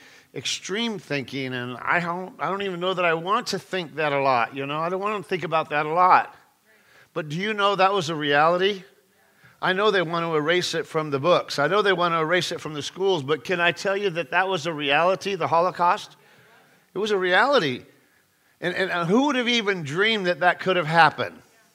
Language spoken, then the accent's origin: English; California, United States; I'm from California